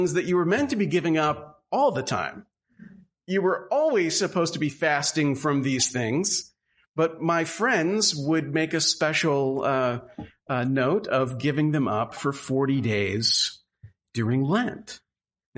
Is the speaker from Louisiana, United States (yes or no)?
yes; Southwest Louisiana, United States; moved away; a child growing up in Southwest Louisiana, which is a little bit different from the region that we find ourselves in now